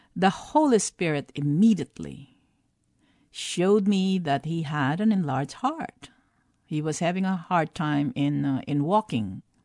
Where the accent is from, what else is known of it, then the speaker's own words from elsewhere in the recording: Philippines; moved away; growing up in the Philippines